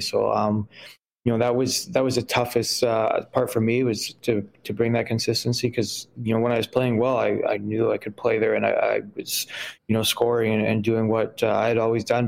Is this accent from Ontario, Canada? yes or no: no; Winnipeg, Manitoba, Canada; I grew up in Saint Mattel and I played out of Dakota for, for my, my young years